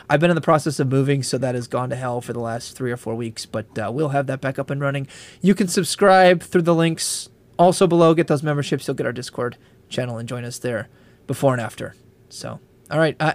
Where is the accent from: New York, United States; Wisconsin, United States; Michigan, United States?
Wisconsin, United States; Eau Claire; born there; also born or lived in Illinois / Tennessee / Kentucky / North Dakota; in uh, Eau Claire, Wisconsin. Then I moved to Illinois. Then I was in the South. I was in Tennessee. I did my master's in Kentucky. I did my PhD in North Dakota.